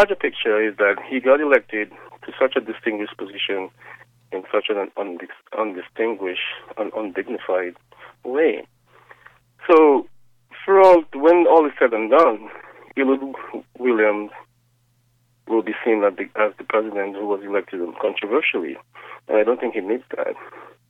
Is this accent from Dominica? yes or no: yes; Dominica; now in Washington, United States; I'm from Dominica